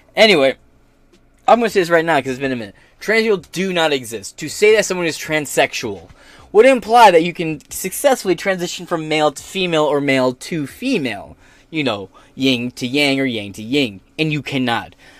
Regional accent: United States; As an American

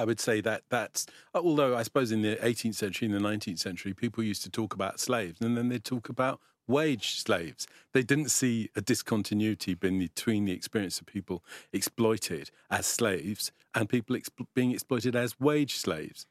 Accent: London, United Kingdom; I grew up, I grew up in North London, so I was born in East London

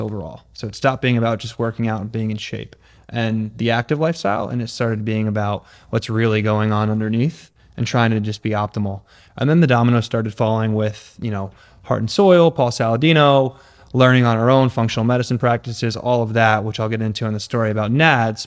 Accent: Connecticut, United States; moved away; also born or lived in California; I'm from Connecticut originally.

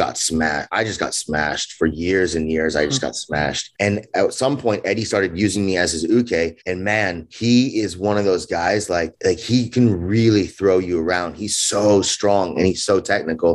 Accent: Los Angeles, California, United States; I grew up in Los Angeles, California. I was born there, grew up there.

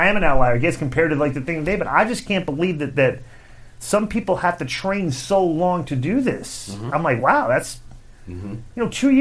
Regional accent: Atlanta, Georgia, United States; I grew up watching wrestling. I grew up watching in Atlanta

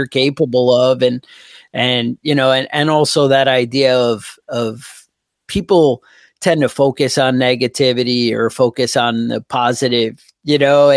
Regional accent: New York, United States; I'm from New York

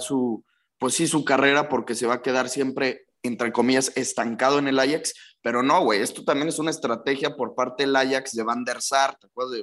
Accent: Mexico; siendo mexicano

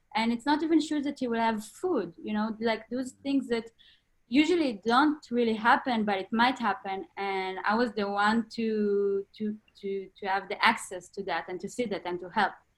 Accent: Northern District, Israel; moved away; I was born and raised in Israel, in the north of Israel, in a small town

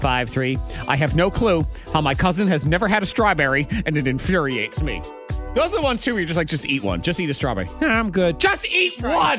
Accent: New England, United States; moved away; Growing up in New England

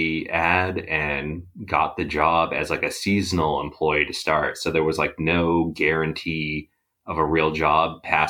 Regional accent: Worcester, Massachusetts, United States; I grew up in the Worcester area

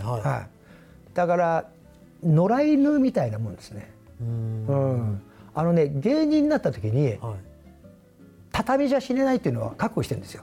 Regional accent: Miyazaki, Japan; moved away as an adult; now in Tokyo, Japan; あの宮崎です

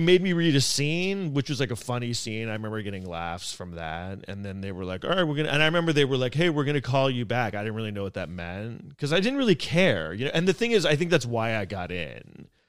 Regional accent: New York City, New York, United States; I grew up here in New York City

